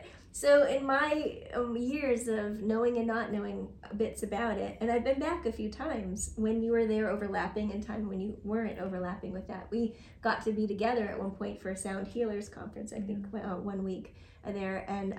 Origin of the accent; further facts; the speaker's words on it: California, United States; growing up in California there.